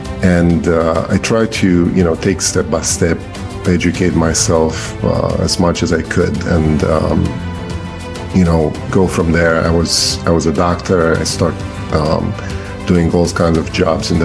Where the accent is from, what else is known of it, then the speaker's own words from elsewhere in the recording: Romania; English is a second language; moved away as an adult; now in Maryland, United States; I'm an immigrant from Romania. I came here when I was 28 years old